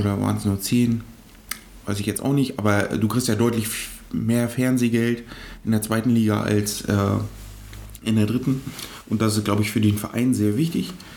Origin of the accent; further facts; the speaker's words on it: eastern Germany, Germany; wir sind ja aus dem Osten